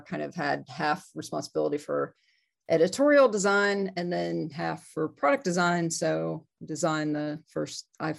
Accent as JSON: {"language": "English", "region": "Georgia", "country": "United States", "tie": "born or raised there", "also_born_or_lived": "New Jersey", "lives_now": "Denver, United States", "said": "I am from Georgia. Okay. I was technically born in New Jersey, but I lived in Georgia since I was four."}